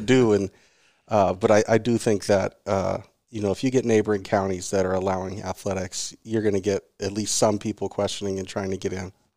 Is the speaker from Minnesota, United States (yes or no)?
no; Seattle, Washington, United States; I grew up in Seattle